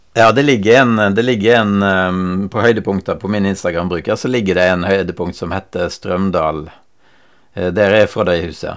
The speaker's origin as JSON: {"language": "Norwegian", "region": "Western Norway", "country": "Norway", "moved": "yes", "lives_now": "Skien, Norway", "said": "jeg kommer jo fra Vestlandet."}